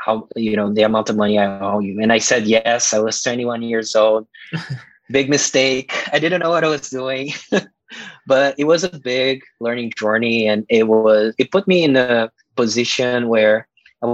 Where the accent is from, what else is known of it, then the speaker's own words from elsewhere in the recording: Brazil; moved away; growing up in Brazil in this poor neighborhood, it was very violent